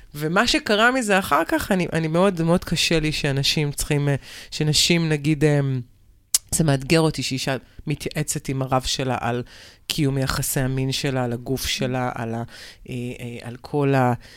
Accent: near Bnei Brak, Tel Aviv District, Israel; אני גדלתי ליד בני ברק

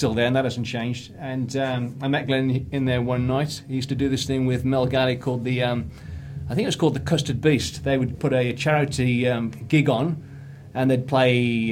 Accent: Birmingham, West Midlands, United Kingdom; now in Australia

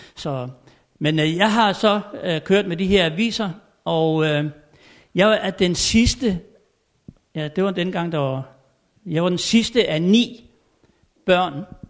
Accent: Tommerup, Southern Denmark, Denmark; moved away; jeg er født og opvokset ovre på Fyn i en lille stationsby, der hedder Tommerup

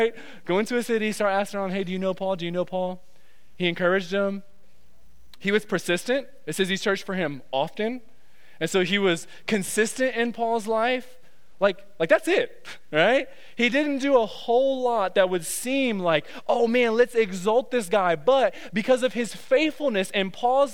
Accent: Detroit, Michigan, United States; moved away; I'm from Detroit

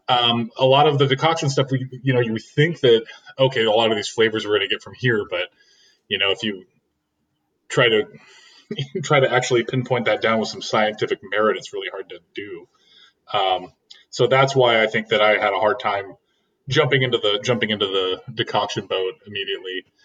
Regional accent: Oregon, United States; moved away; also born or lived in Seattle / California; I'm from Oregon, but I moved up there

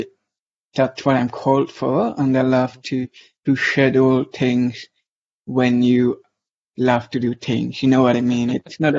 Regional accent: Switzerland; first language German; English is a second language; I'm from Switzerland. I live in Switzerland currently

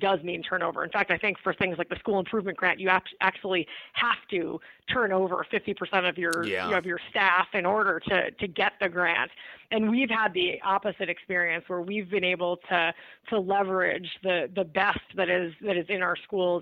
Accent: Archdiocese of New York, United States; I grew up in the Archdiocese of New York

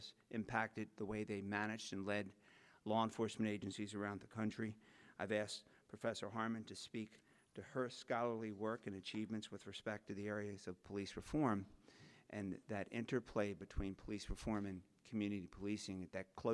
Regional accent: Baltimore, Maryland, United States; my hometown, the city of Baltimore, Maryland

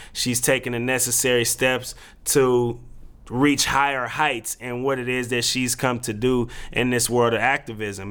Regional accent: Oakland, California, United States; now in Portland, United States; the team that is in my hometown that gave me childhood memories

